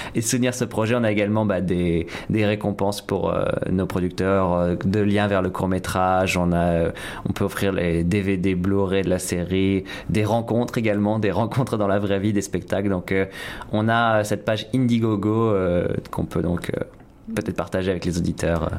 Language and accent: French; France; moved away as an adult; now in Toronto, Canada; en tant que Français